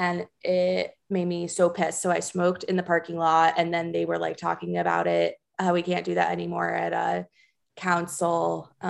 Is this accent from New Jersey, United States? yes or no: yes; Springfield, New Jersey, United States; also born or lived in Livingston, New Jersey; I was born in Livingston. Born in Livingston. I grew up in Springfield.